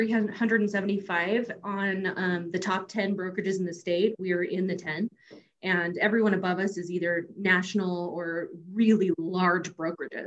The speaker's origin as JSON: {"language": "English", "region": "California", "country": "United States", "tie": "born or raised there", "said": "I grew up in California."}